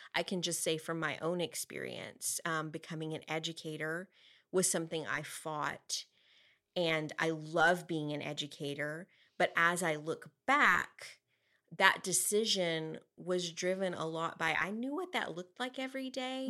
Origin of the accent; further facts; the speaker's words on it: Amarillo, Texas, United States; growing up in Eastridge